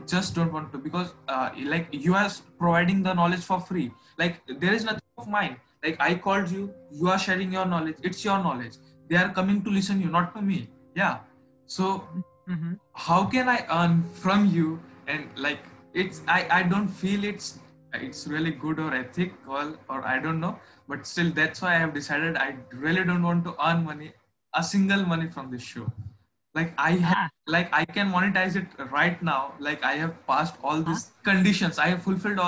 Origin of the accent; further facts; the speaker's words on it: India; I am from India, so the culture of India is a bit different